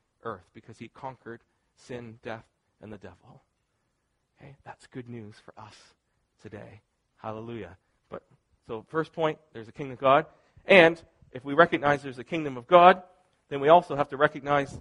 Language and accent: English; Canada; I'm Canadian